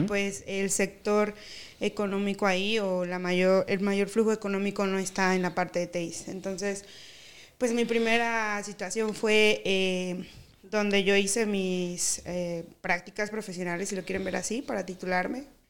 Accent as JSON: {"language": "Spanish", "country": "Mexico", "also_born_or_lived": "Veracruz / Tabasco", "moved": "yes", "said": "soy tabasqueña y veracruzana a la vez, porque mis papás son de Tabasco y de Veracruz"}